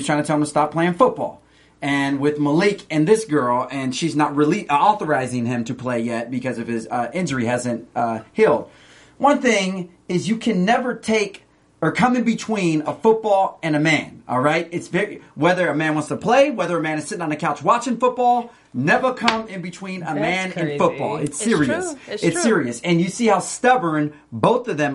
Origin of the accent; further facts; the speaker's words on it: Stockton, California, United States; I'm from Stockton